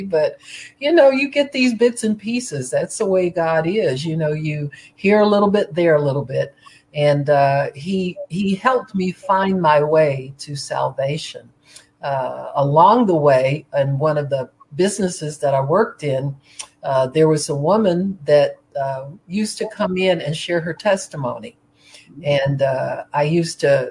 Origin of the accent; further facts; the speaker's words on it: Cleveland, Ohio, United States; I was born in Cleveland, Ohio.